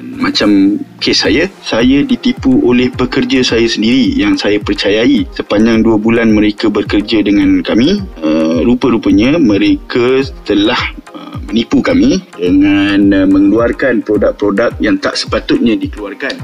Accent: Kuala Lumpur, Malaysia; also born or lived in Malacca; saya berasal dari Kuala Lumpur. Uh, dibesarkan di Kuala Lumpur dan hanya keluar dari Kuala Lumpur untuk belajar di Melaka.

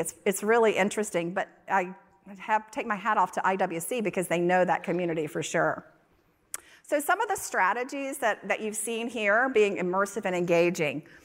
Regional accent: North Carolina, United States; moved away; also born or lived in Texas; I grew up in North Carolina

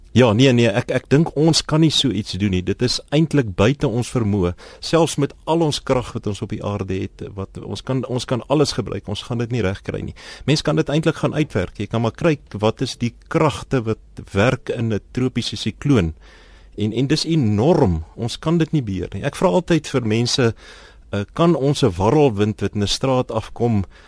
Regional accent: Pretoria, Gauteng, South Africa; ek kom van Pretoria af

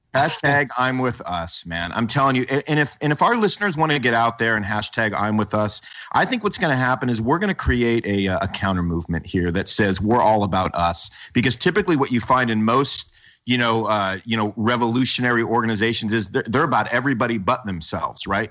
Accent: the North, United States; now in Southern US; as a Northerner

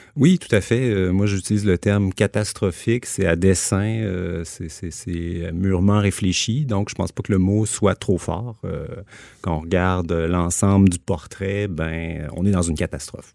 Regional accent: Quebec City, Quebec, Canada; moved away; also born or lived in Montreal; je suis originaire de Québec

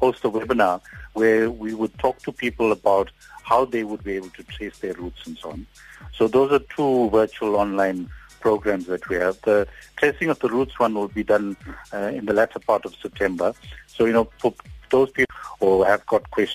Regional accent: South Africa; as a South African society

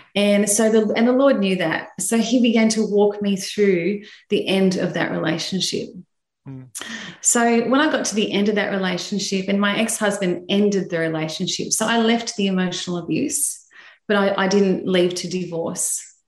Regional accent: Sydney, New South Wales, Australia; I'm from Sydney, Australia, and uh, I live in the, um, yeah, St. George area of Sydney.

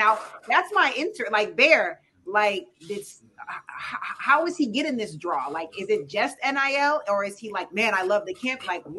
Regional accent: Ann Arbor, Michigan, United States; moved away; also born or lived in Los Angeles; I grew up in Ann Arbor.

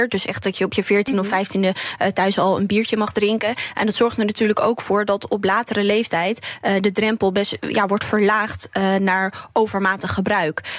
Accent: Nijkerk, Gelderland, Netherlands; moved away; ik ben zelf opgegroeid in Nijkerk.

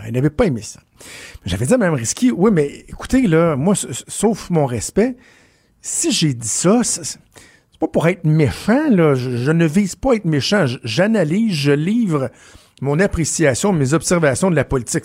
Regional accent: Laval, Quebec, Canada; also born or lived in LaSalle, Montreal; j'ai grandi à Laval

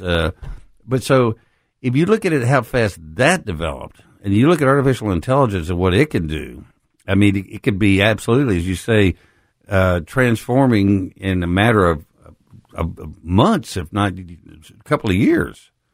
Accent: West Texas, United States; now in Memphis, United States; I grew up in West Texas, the most conservative place in the world

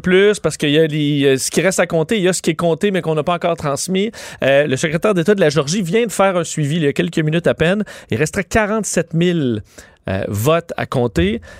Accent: Quebec, Canada; chez nous au Québec

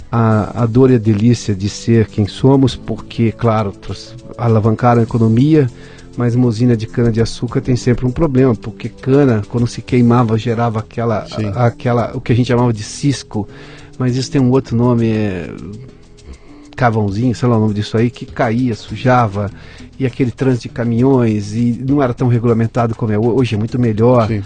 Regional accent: Bauru, São Paulo, Brazil; Eu sou de Bauru

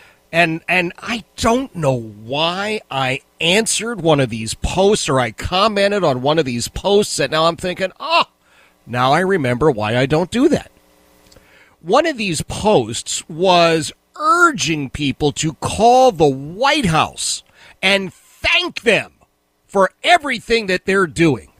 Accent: Philadelphia, Pennsylvania, United States; as we were growing up in Philadelphia

